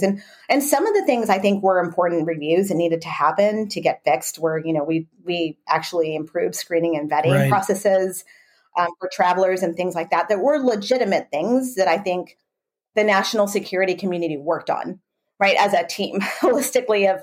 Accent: Texas, United States; moved away; I grew up in Texas

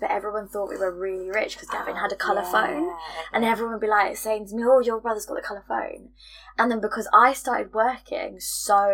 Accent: United Kingdom; we're British.

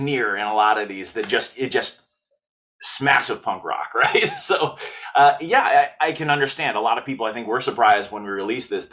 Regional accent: Wheaton, Illinois, United States; moved away; I grew up in Wheaton. I mean, it's fun. I don't live there anymore, but I grew up there

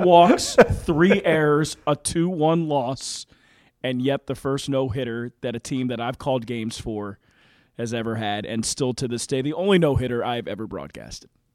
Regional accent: Philadelphia, Pennsylvania, United States; I grew up in Philadelphia.

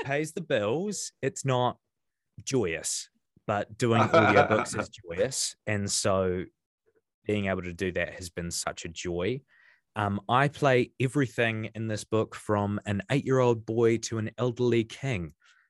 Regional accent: New Zealand; I'm a New Zealander

